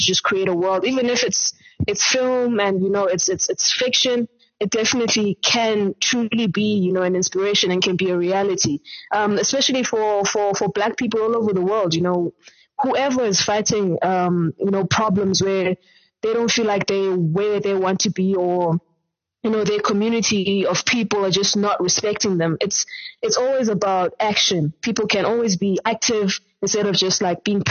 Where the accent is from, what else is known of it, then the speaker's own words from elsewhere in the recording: Eastern Cape, South Africa; now in Johannesburg, South Africa; I'm from the Eastern Cape originally, and currently based in Johannesburg